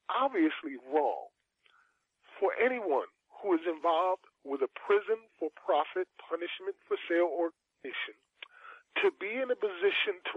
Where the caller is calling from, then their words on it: New Jersey, United States; Yes, I'm New Jer- I'm from New Jersey, and I'm listening to these statistics.